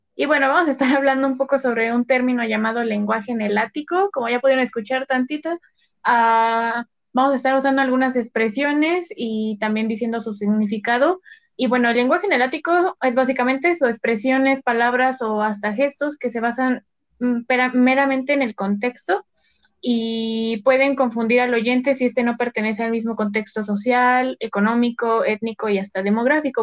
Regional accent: State of Mexico, Mexico; nosotras al ser del Estado de México

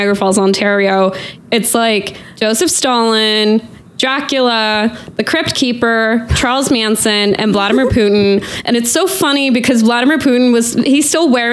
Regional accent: Northern Norway, Norway; moved away as an adult; also born or lived in Portland, Oregon, United States / Oslo, Norway / England; now in Scotland, United Kingdom; I'm originally from Northern Norway. Then when I was a teenager, I lived in Portland, Oregon. Then I moved back to Norway

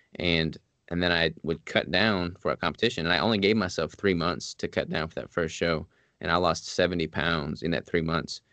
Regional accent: Arkansas, United States; moved away as an adult; also born or lived in Washington State; I'm from Arkansas

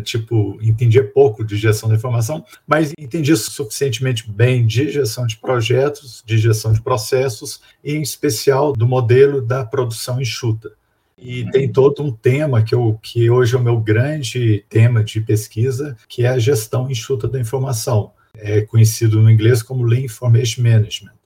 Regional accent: Belo Horizonte, Minas Gerais, Brazil; moved away as an adult; also born or lived in Divinópolis, Brazil; now in Curitiba, Brazil; Sou de Belo Horizonte, é, na verdade, mineiro, nascido em Divinópolis, mas há muito morava em Belo Horizonte

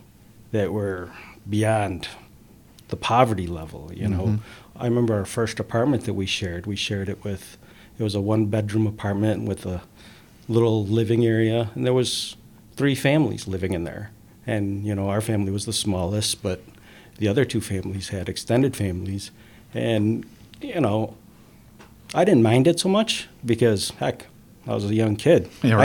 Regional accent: Binghamton, New York, United States; when we first came to America and when I was growing up in Binghamton

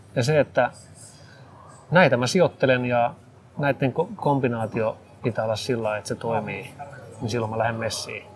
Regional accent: Espoo, Uusimaa, Finland; mä oon itse paikallisia täältä, mä Espoosta, Espoosta kotoisin

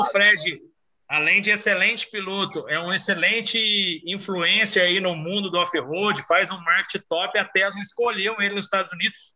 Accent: Minas Gerais, Brazil; sou de Minas

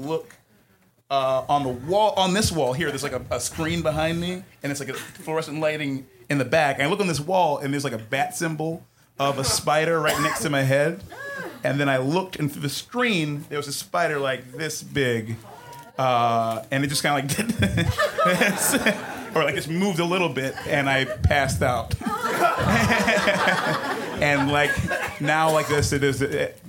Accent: Ghana; also born or lived in Detroit; I grew up in West Africa, between Detroit and Ghana.

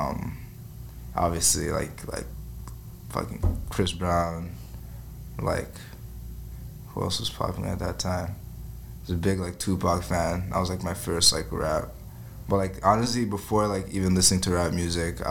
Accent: Ottawa, Ontario, Canada; moved away as an adult; also born or lived in Congo; now in Toronto, Canada; Artist out of Ottawa, living in Toronto. I'm originally from Congo.

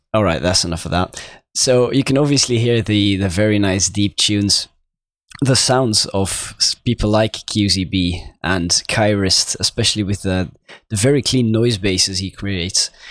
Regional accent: Belgium; I'm obviously from Belgium

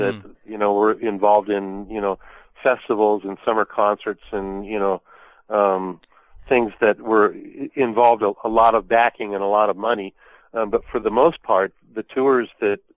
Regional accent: Pomona Valley, California, United States; growing up in Pomona Valley, Pete Jacobs had a jazz band, and he had a quartet called the Pete Jacobs Jazz Quartet, and they actually played at the senior prom of the high school I was going to.

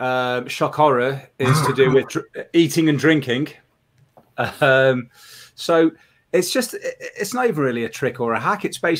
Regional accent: United Kingdom; As a Brit, it probably works that way as well.

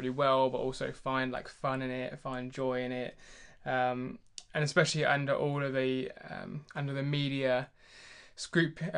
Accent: United Kingdom; as a Brit

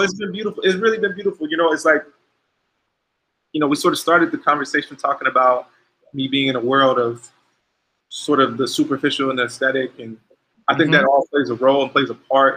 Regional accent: Ohio, United States; I'm from Ohio

